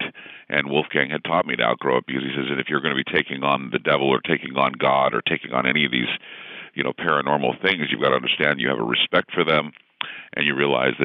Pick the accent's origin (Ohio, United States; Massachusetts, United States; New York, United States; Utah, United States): Utah, United States; I grew up in Utah, of course, and you're Mormon until proven otherwise